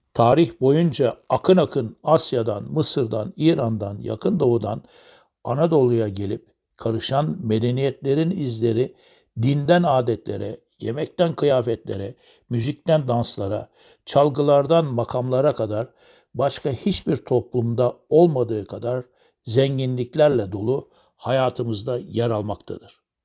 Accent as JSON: {"language": "Turkish", "country": "Turkey"}